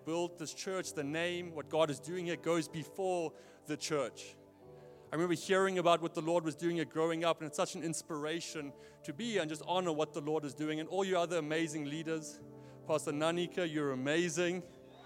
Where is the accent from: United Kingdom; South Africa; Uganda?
South Africa; moved away as an adult; now in Portland, United States; I grew up in Neisner, by the way. That's why I don't sound American.